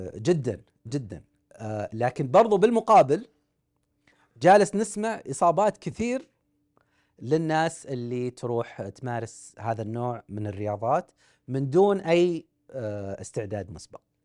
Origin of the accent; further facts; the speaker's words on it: Saudi Arabia; احنا عندنا في السعوديه مشهوره مباريات الحواري